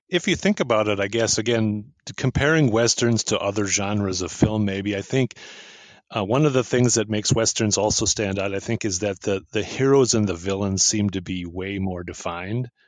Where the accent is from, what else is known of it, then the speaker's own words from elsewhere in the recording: United States; I am from the US